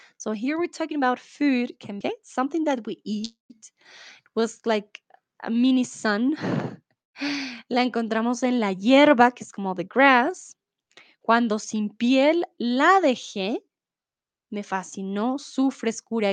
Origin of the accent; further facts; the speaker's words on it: Bogotá, Colombia; Soy de Colombia, de Bogotá